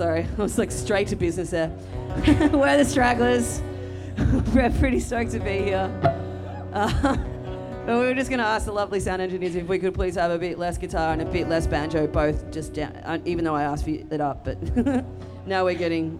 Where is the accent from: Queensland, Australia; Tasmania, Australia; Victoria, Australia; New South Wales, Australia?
Tasmania, Australia; we're from Tassie